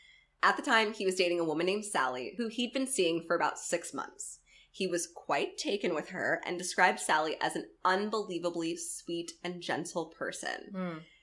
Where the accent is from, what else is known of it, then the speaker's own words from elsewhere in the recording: Florida, United States; where I grew up in Florida, there's, like, a lot of sayings.